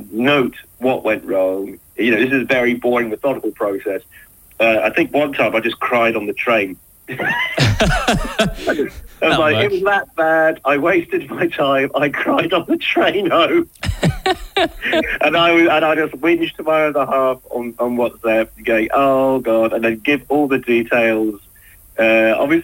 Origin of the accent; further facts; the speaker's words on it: Portsmouth, South East England, United Kingdom; I'm from Portsmouth, so everything above Winchester is like north for me.